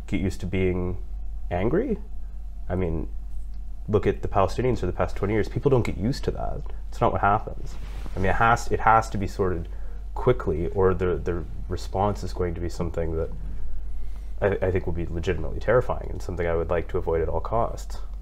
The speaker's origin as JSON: {"language": "English", "country": "Canada", "tie": "born or raised there", "also_born_or_lived": "United States", "moved": "yes", "lives_now": "United Kingdom", "said": "I'm from Canada, which is a Commonwealth country"}